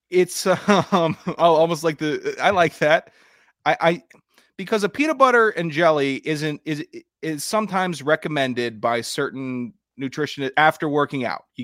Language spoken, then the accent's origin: English; Florida, United States; I'm gonna play football longer than you because I'm from Florida and this is what we were raised on.